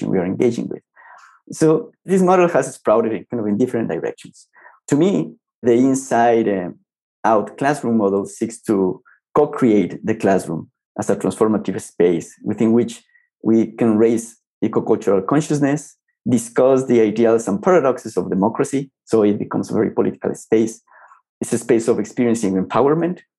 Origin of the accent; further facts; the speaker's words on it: Ecuador; moved away as an adult; also born or lived in Colombia; I started teaching back in my home country, Ecuador